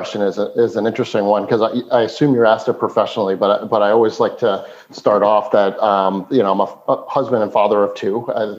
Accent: East Meadow, New York, United States; now in Philadelphia area, United States; So I grew up on Long Island, a town called East Meadow, suburban New York, not too different than the town we live in outside of Philadelphia today.

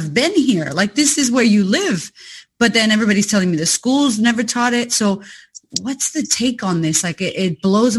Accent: Puerto Rico; moved away as an adult; also born or lived in United States; now in Australia; my country as well, Puerto Rico

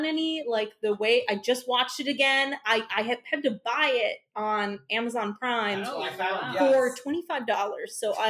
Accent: Minnesota, United States; accent: Minnesota; I'm from Minnesota

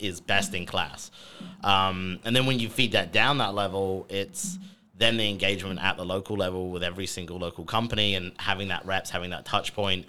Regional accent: United Kingdom; accent: British; moved away as an adult; now in United States; I'm the British sounding person on this podcast today

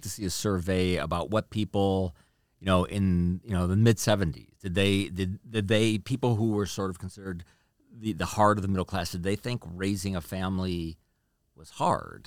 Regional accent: Chicago, Illinois, United States; moved away as an adult; I'm from Chicago, we used to live in Chicago, every once in a while, we, we drive past the house I grew up

